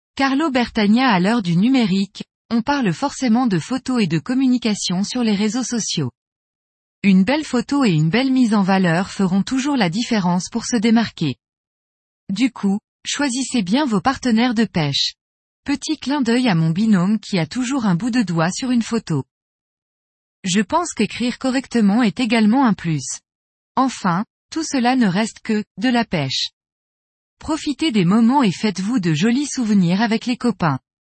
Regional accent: Metz, Grand Est, France; je suis de Metz en Moselle, est de la France

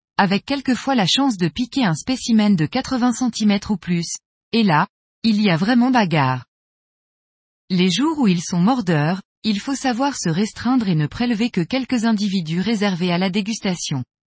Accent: Brittany, France; Chez nous, en Bretagne

